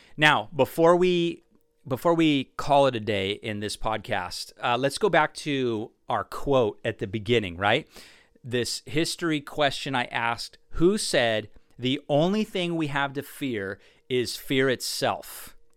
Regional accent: Orange County, California, United States; I was actually born and raised in Orange County.

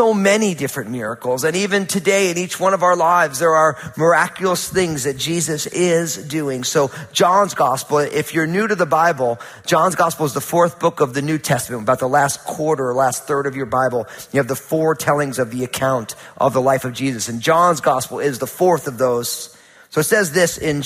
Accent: New Jersey, United States; moved away; When I was growing up, you know, I'm from New Jersey

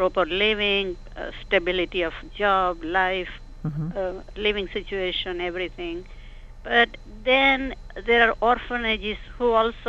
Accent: India; moved away; I'm Indian myself

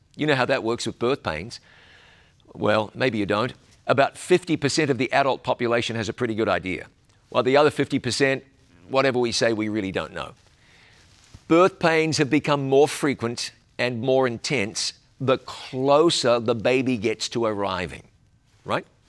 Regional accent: New Zealand; my home country of New Zealand

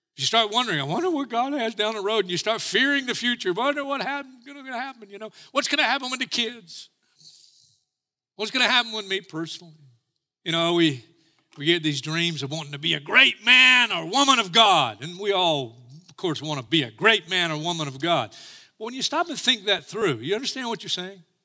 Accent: United States; I'm as American as anybody. I will die for this country. I love my country.

